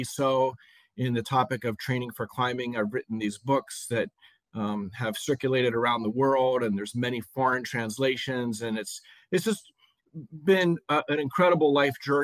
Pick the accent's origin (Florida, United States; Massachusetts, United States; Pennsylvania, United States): Pennsylvania, United States; Lancaster; I grew up in Lancaster, Pennsylvania, where I still live